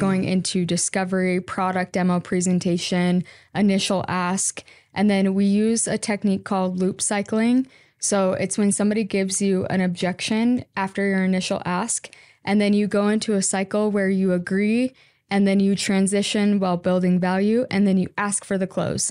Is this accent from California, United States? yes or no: no; Washington, United States; born or raised there; also born or lived in Utah